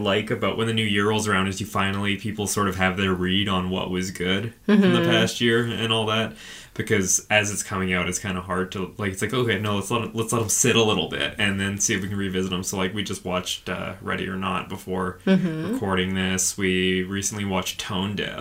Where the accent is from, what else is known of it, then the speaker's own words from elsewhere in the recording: Canada; we're Canadian